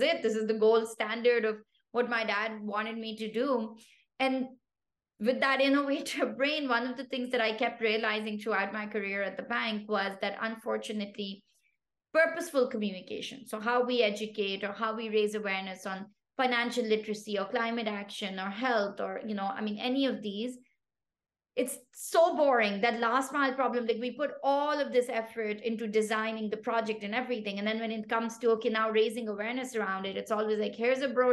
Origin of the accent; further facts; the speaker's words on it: Pakistan; first language Pashto; English is a second language; moved away; I come from Pakistan originally